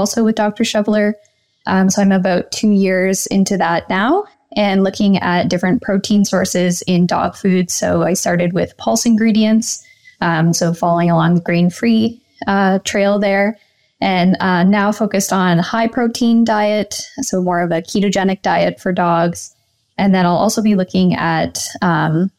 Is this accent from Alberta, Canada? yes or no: no; Pickering, Ontario, Canada; also born or lived in Guelph, Ontario / Toronto, Ontario; So I grew up in Pickering, Ontario, just outside of Toronto.